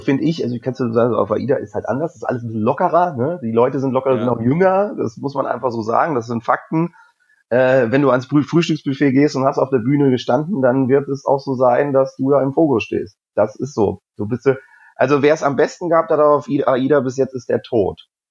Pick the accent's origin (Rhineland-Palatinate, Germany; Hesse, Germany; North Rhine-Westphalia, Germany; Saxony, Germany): Hesse, Germany; Rüdesheim am Rhein; also born or lived in Cologne; now in Hamburg, Germany; Ich bin Hesse. Ich komme aus der Nähe von Wiesbaden, also Rüdesheim am Rhein.